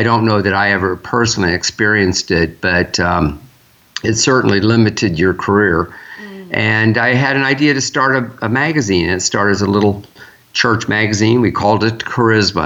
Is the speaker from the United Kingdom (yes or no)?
no; Lakeland, Florida, United States; also born or lived in Gainesville, Florida; I'm actually from Lakeland, Florida, which is your old stomping ground. And went from Lakeland High School to the University of Florida